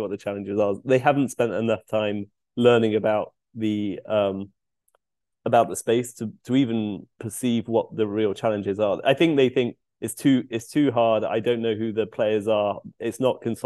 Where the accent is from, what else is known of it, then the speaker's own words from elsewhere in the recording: United Kingdom; moved away as an adult; also born or lived in London; now in Seattle, United States; I'm a Brit living in Seattle in the US.